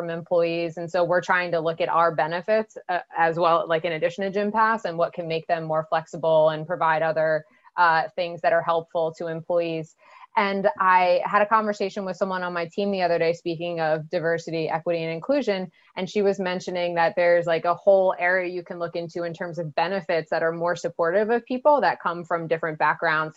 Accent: United States; as an American

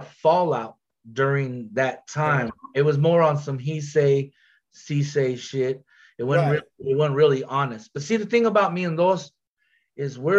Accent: Glendale, Arizona, United States; We're from Glendale, Arizona. So we call it G City.

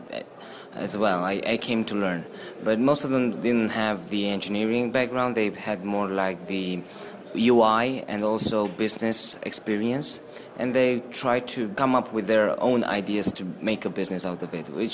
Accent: Transylvania, Romania; now in Washington, D.C., United States; Originally, I'm from Transylvania. That's a region in Romania, Europe.

